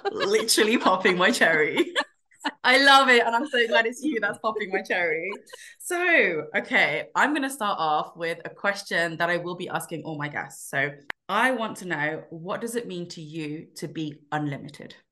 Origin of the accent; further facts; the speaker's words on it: United Kingdom; we are British born